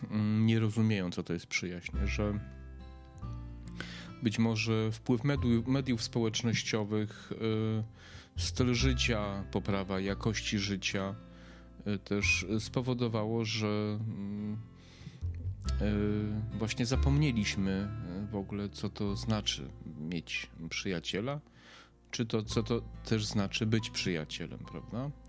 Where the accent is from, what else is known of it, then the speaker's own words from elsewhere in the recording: Przemyśl, Subcarpathian Voivodeship, Poland; born there; also born or lived in Lublin / Warsaw; now in Kraków, Poland; mieszkałem w wielu miejscach, e, mieszkałem, urodziłem się w Przemyślu, mieszkałem pod Przemyślem, w Lublinie, w Warszawie, teraz mieszkam w Krakowie